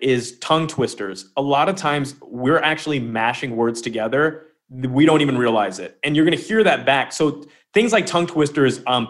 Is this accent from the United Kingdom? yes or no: yes; United Kingdom; Don't waste your time trying to get an English accent. I'm British. I called Lemon up. I was living in France during the lockdown.